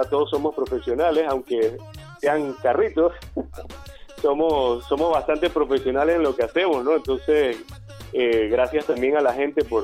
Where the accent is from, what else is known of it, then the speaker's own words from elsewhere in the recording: Panama; ya tenemos casi cinco meses en el mercado panameño, somos panameños todos